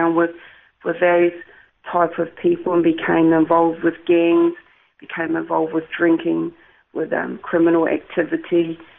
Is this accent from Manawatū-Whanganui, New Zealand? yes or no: no; Wellington, New Zealand; also born or lived in Lower Hutt; I was born in Lower Hutt, which is a little suburb in Wellington. But I actually grew up on a little farm out the back of Wellington called Macra.